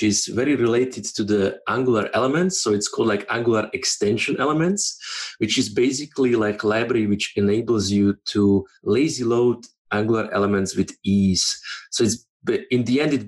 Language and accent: English; Slovakia; moved away as an adult; also born or lived in Switzerland; I'm originally from Slovakia